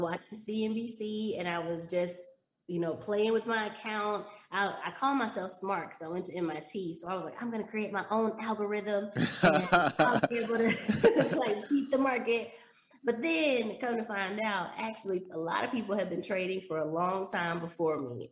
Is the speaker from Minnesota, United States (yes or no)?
no; Dallas, Texas, United States; moved away as an adult; also born or lived in Chicago; I grew up in Dallas